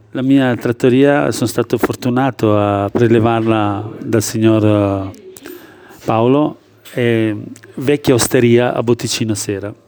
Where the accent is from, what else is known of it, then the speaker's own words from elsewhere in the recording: Kosovo; Italian is a second language; moved away as an adult; now in Italy; Vengo dalla ex Jugoslavia, che adesso è diventato Kosovo, e vivo in Italia da più di 33-34 anni